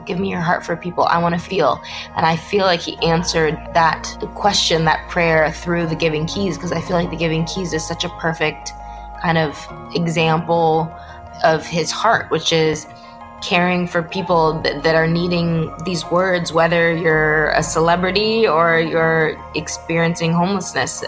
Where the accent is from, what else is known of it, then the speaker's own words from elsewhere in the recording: Los Angeles, California, United States; I grew up in Los Angeles, born and raised